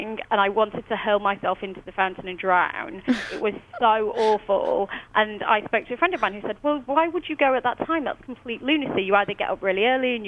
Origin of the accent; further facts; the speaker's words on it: United Kingdom; moved away as an adult; now in New York, United States; as a British person